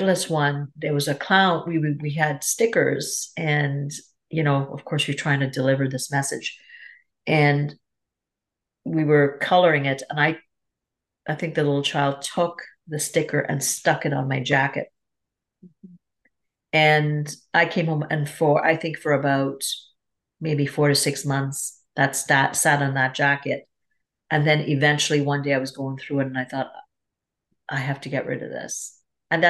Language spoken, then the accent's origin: English; Trinidad & Tobago; also born or lived in Toronto, Canada; now in Canada; I'm from Trinidad and Tobago. That's where I grew up